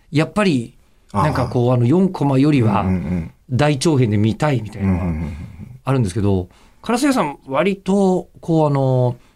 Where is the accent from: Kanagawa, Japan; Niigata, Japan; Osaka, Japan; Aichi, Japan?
Osaka, Japan; moved away as an adult; now in Tokyo, Japan; ご地元大阪ですよ